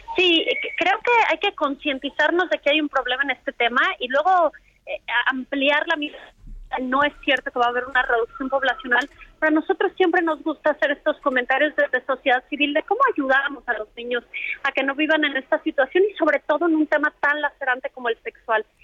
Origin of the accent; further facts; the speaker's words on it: Mexico; como mexicanos